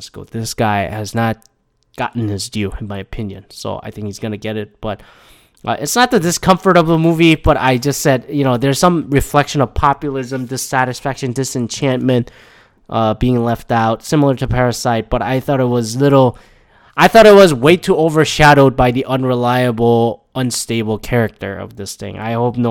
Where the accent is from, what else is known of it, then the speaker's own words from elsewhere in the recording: Canada; I'm from Canada